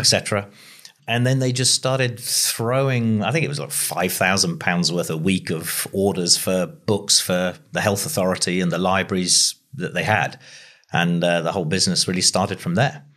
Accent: between Ringwood and Christchurch, South West England, United Kingdom; I grew up on a farm halfway between Ringwood and Christchurch, so this area.

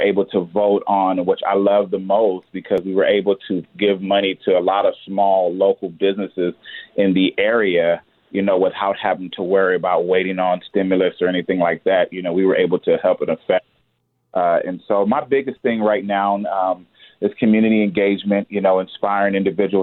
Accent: San Diego, California, United States; I grew up in San Diego

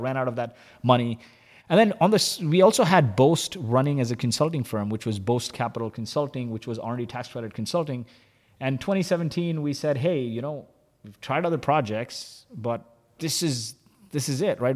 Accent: Kuwait; moved away; also born or lived in Dubai / San Francisco / Vancouver; I was born in Kuwait

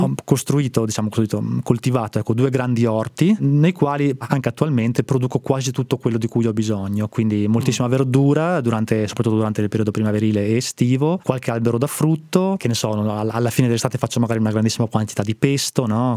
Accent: Trentino-Alto Adige, Italy; moved away as an adult; also born or lived in Rome / Bologna / Milan / Parma; sono originario del Trentino

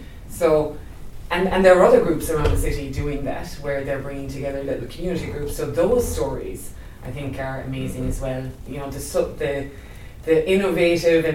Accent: Ireland; moved away as an adult; now in Christchurch, New Zealand; I've been here 10 years now, and I was here just before the quakes, and I've chosen to stay, and actually I don't see myself ever moving back to Ireland.

